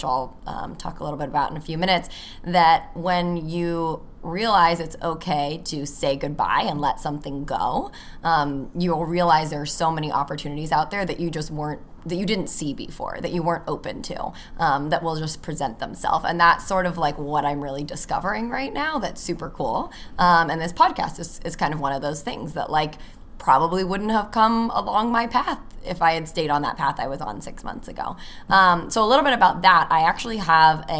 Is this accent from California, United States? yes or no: yes; California, United States; moved away as an adult; now in Chicago, United States; I'm from California. I moved to Chicago after I graduated college almost 6 years ago